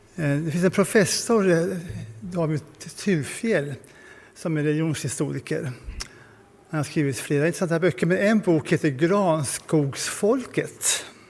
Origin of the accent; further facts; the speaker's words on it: Sweden; som svenskar